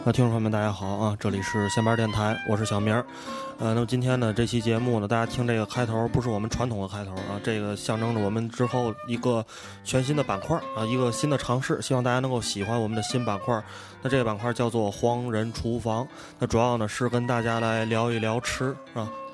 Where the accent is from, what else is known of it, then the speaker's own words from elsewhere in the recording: Tianjin, China; 当然在天津菜里面呢，可能我们三个人在这儿坐着这儿可能相对这个发言权就高一些